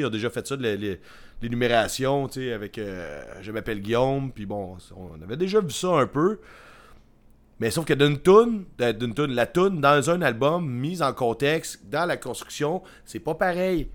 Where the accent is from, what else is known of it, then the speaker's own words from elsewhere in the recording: Victoriaville, Quebec, Canada; une fille de Victo ici